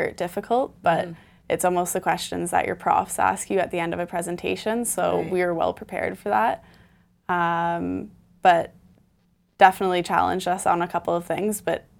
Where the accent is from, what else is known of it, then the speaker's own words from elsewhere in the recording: Milton, Ontario, Canada; now in Toronto, Canada; I'm from Milton.